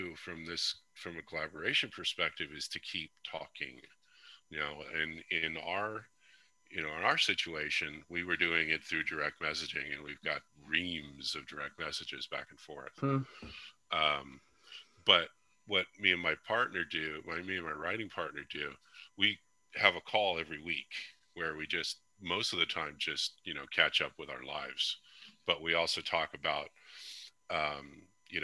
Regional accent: California, United States; moved away as an adult; now in Arkansas, United States; I'm originally from California. I moved to Arkansas a couple years ago

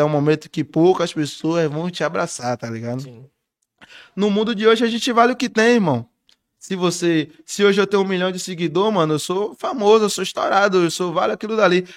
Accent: Salvador, Bahia, Brazil; eu vim de Salvador

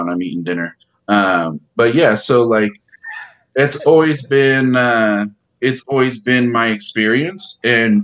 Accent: Modesto, California, United States; also born or lived in Arizona; I was born in Arizona, and about the time I was about two, maybe in between 2 or 3 years old, we moved to California. And we moved to, like, central to northern California, around, like, Modesto area

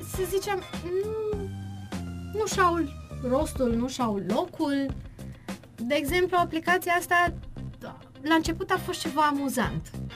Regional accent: Târnăveni, Mureș County, Romania; vin din Târnăveni și sunt elevă a Școlii Populare de Artă din Târgu Mureș și astăzi, din inima Ardealului

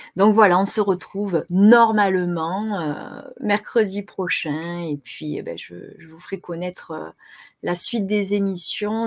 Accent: Marseille, Provence-Alpes-Côte d'Azur, France; accent: Marseillais; Je suis née à Marseille

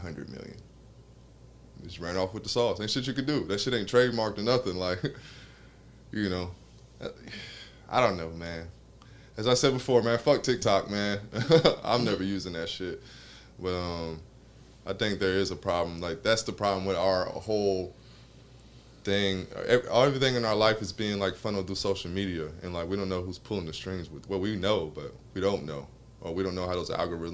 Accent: Atlanta, Georgia, United States; born and raised in Atlanta

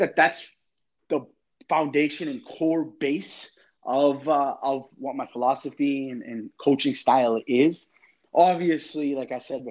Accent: Boston, Massachusetts, United States; moved away as an adult; also born or lived in Connecticut / New York / Florida; now in Miami, United States; I'm originally from Boston, but I coached in Connecticut

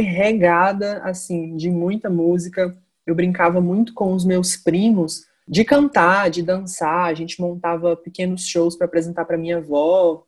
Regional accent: Minas Gerais, Brazil; also born or lived in Ipatinga / Viçosa; sou de Minas Gerais, transito aí entre duas cidades, Ipatinga e Viçosa

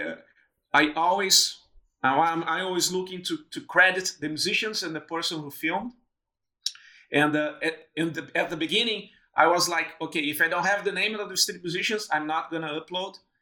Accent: Brazil; moved away as an adult; also born or lived in Porto Alegre, Brazil / São Paulo, Brazil; now in Melbourne, Australia; I went back to Brazil. I moved from Porto Alegre to São Paulo

